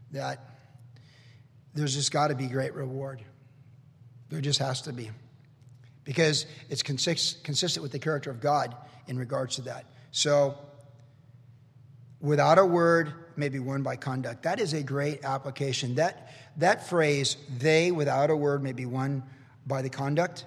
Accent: the South, United States; I grew up in the South

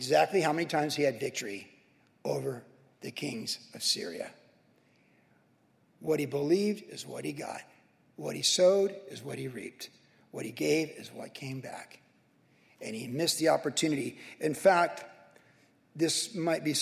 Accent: Carlsbad, California, United States; as a kid, as a young adult, growing up in Carlsbad

